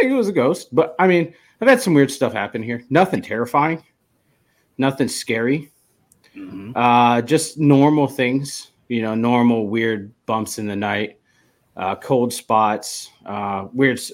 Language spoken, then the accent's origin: English; Erie, Pennsylvania, United States; moved away as an adult; also born or lived in West Virginia / Maryland / North Carolina; now in Alaska, United States; I grew up in Erie